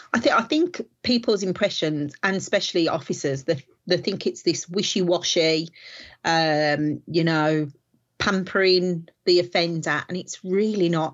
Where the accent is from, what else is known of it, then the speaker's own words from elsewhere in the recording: Walsall, West Midlands, United Kingdom; I am from the West Midlands in a place called Warsaw